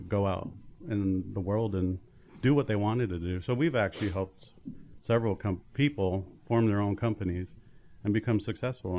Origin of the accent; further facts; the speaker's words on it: Tooele, Utah, United States; born and raised in Tooele, Utah, a small town west of Salt Lake City.